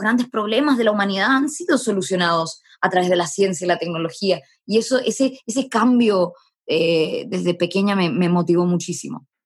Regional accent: Arica, Arica y Parinacota, Chile; moved away; also born or lived in Santiago; yo nací en Arica

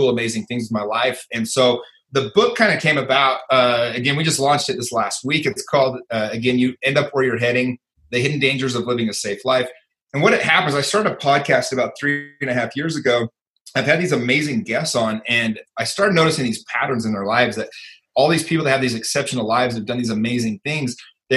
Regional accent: Salt Lake City, Utah, United States; I grew up in Salt Lake City, Utah.

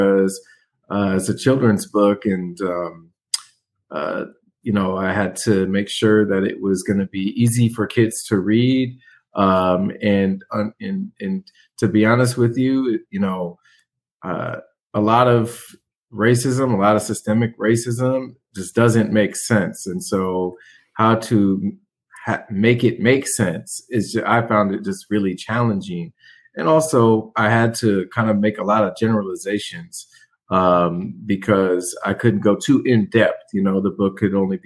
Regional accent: Portland, Oregon, United States; my home is Portland, Oregon. And you can see You know, I have a little bit of Northwest heritage

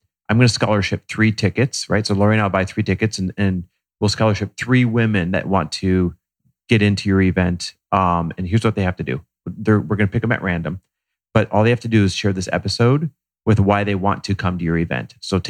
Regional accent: Green Bay, Wisconsin, United States; We can make that joke because we're both from the Green Bay area. We're Midwest born and raised.

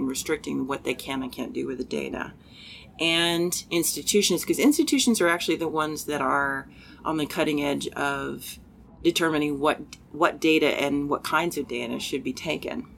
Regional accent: United States; I am American

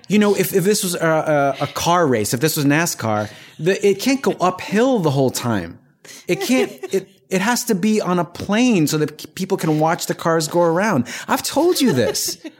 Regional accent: Hattiesburg, Mississippi, United States; born there; I was born in Hattiesburg, Mississippi.

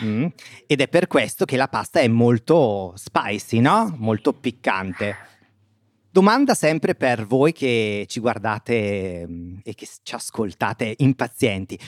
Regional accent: province of Bergamo, Lombardy, Italy; vicino al mio paese, nel nord Italia, quindi nella provincia di Bergamo

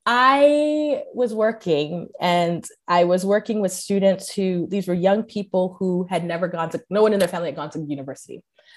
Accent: Cameroon; accent: American; also born or lived in United States; oh, you grew up in Cameroon, but you sound very American. I'm like, yeah, because I was born in the States.

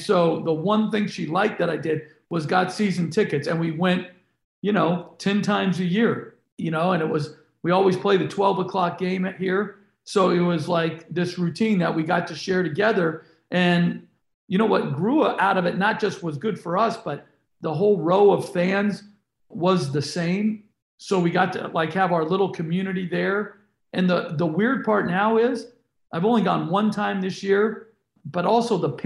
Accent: Northern California, United States; now in Houston, United States; I grew up in Northern California

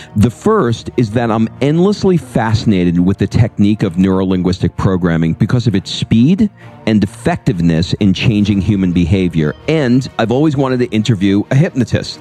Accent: New York, United States; I grew up in New York

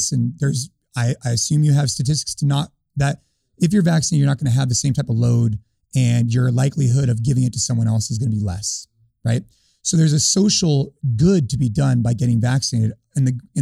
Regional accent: California, United States; I come from California

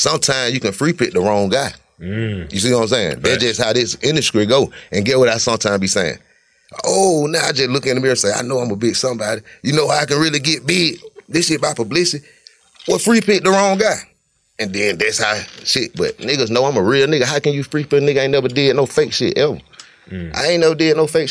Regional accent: Cleveland, Ohio, United States; I'm from Cleveland, been from Cleveland.

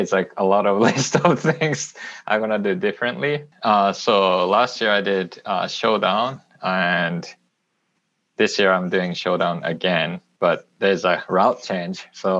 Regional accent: Japan; English is a second language; moved away as an adult; now in Austin, United States; I'm originally from Japan, but right now I'm located in Austin, Texas for the last 5 years or so.

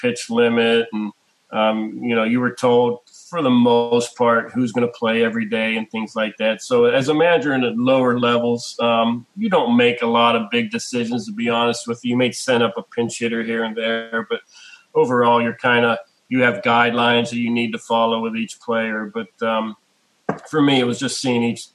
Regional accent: Pittsburgh, Pennsylvania, United States; I'm from Pittsburgh

